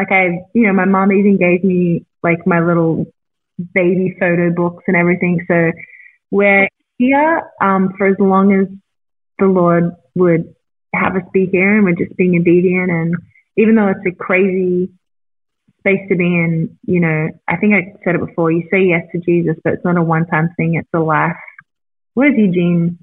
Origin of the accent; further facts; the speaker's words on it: Australia; moved away as an adult; now in Newport Beach, United States; I'm Australian and I've never desired to live in America.